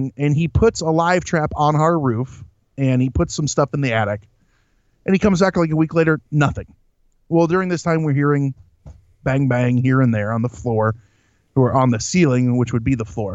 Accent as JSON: {"language": "English", "region": "Central Illinois", "country": "United States", "said": "I am from Central Illinois"}